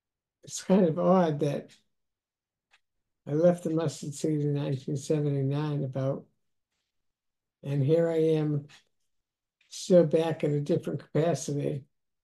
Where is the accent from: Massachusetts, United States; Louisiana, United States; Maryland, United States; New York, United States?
Massachusetts, United States; Bellingham; born or raised there; also born or lived in Hopedale, Massachusetts; now in Worcester, United States